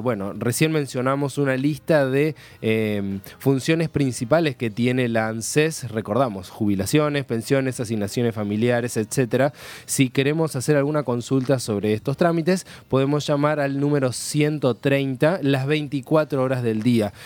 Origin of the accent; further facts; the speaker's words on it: Argentina; tenemos a nuestra disposición como ciudadanos argentinos